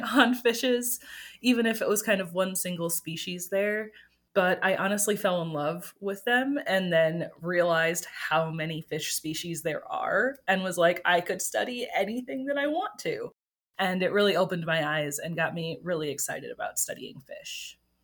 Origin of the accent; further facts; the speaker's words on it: Green Bay, Wisconsin, United States; moved away as an adult; I grew up in Green Bay, Wisconsin